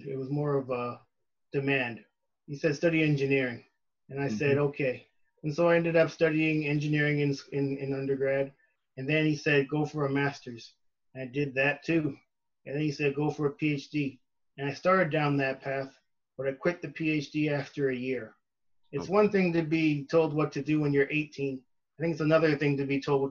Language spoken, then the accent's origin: English; Brampton, Ontario, Canada; moved away as an adult; now in California, United States; So I'm originally from Canada. I'm from a city called Brampton. It's a suburb of Toronto.